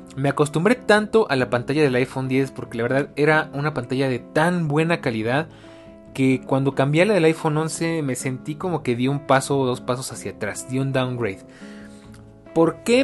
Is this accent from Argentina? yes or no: no; Mexico; como buen latino y como buen mexicano